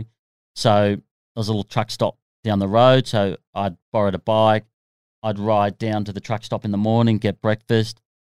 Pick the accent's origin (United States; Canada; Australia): Australia; being an Aussie